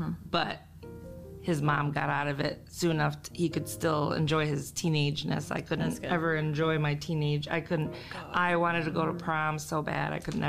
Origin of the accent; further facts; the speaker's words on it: Michigan, United States; we're from Michigan